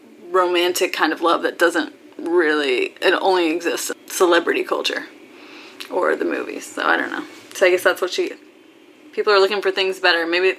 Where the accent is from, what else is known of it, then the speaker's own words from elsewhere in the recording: Oklahoma, United States; when she was in Oklahoma, of course, a shout out to my home state